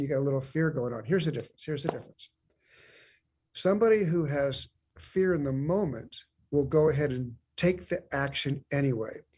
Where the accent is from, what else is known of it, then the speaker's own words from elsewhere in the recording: San Diego, California, United States; moved away as an adult; now in Lawrenceville, United States; I was actually born and raised in San Diego